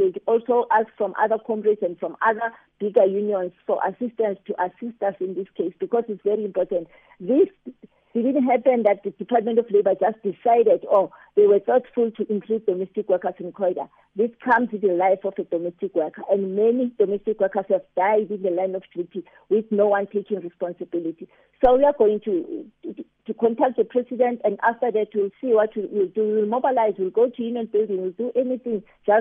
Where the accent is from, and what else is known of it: South Africa